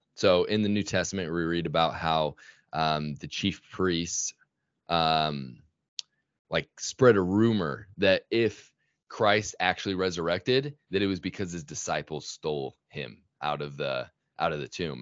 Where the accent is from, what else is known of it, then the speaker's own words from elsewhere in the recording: Sandy, Utah, United States; I grew up in Sandy, Utah, and that's actually where I still live now